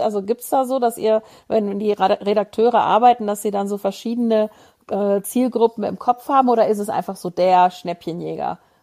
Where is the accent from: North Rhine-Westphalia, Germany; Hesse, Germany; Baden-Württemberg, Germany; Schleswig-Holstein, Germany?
North Rhine-Westphalia, Germany; Moers; ich bin ja in, in Mörs groß geworden und zur Schule gegangen